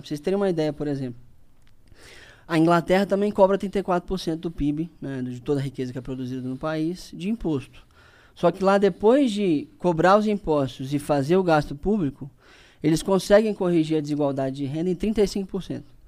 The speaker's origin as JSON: {"language": "Portuguese", "town": "Linhares", "region": "Espírito Santo", "country": "Brazil", "tie": "born or raised there", "said": "eu voltei para Linhares, que é a minha cidade natal"}